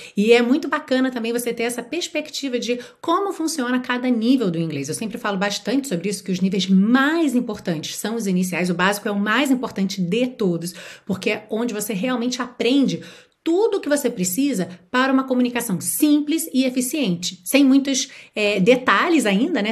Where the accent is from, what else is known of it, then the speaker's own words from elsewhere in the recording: Rio de Janeiro, Brazil; eu nasci e fui criada no Rio de Janeiro